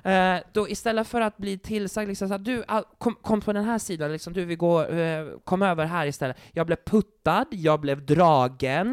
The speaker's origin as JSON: {"language": "Swedish", "country": "Sweden", "said": "jag är från Sverige"}